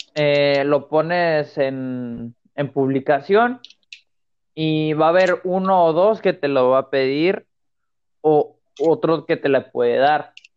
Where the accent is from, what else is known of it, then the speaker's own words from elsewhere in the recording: Linares, Nuevo León, Mexico; de mi tierra, de, de Linares, Nuevo León.